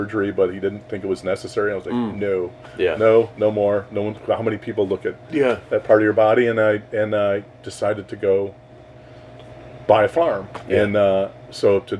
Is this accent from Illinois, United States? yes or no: yes; Chicago, Illinois, United States; moved away as an adult; also born or lived in Arkansas; I'm from Chicago, we're not Southern